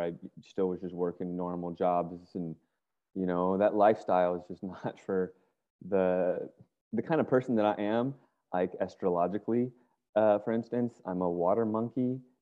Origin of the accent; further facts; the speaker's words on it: Virginia, United States; moved away as an adult; also born or lived in California; I grew up in Virginia